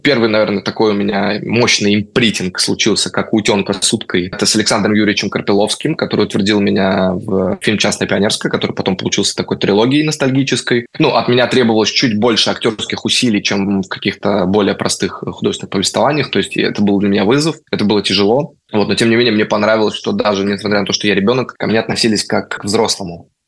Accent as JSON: {"language": "Russian", "region": "Moscow", "country": "Russia", "tie": "born or raised there", "moved": "as an adult", "lives_now": "Spain", "said": "Я действительно родился в Москве, при этом я не коренной москвич."}